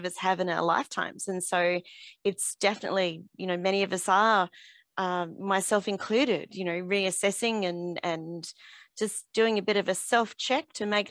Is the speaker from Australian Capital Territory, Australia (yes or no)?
yes; Canberra, Australian Capital Territory, Australia; I'm from Canberra, Australia